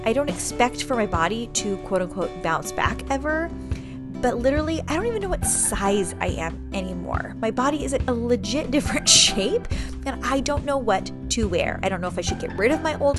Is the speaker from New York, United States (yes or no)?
no; San Diego, California, United States; also born or lived in Chesapeake, Virginia; I'm from San Diego originally